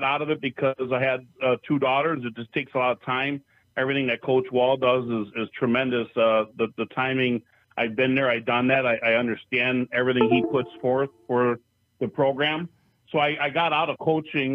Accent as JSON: {"language": "English", "town": "Minocqua", "region": "Wisconsin", "country": "United States", "tie": "born or raised there", "also_born_or_lived": "Upper Peninsula, Michigan", "said": "Lakeland High School in Monaco, Wisconsin."}